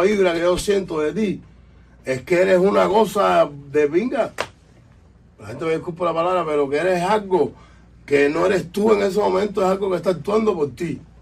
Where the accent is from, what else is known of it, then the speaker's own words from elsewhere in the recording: Cuba; now in Miami, United States; somos cubanos, pero vivimos aquí